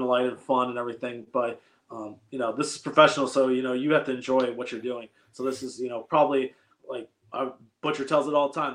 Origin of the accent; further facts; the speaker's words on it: Michigan, United States; growing up in Michigan